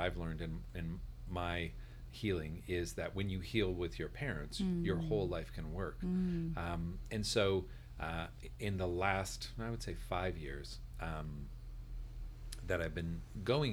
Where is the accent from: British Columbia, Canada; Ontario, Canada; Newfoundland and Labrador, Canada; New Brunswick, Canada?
Ontario, Canada; Northern; I grew up in Northern Ontario